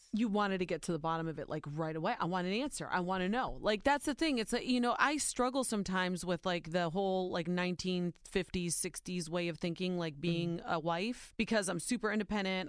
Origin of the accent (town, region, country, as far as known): Ohio, United States; born or raised there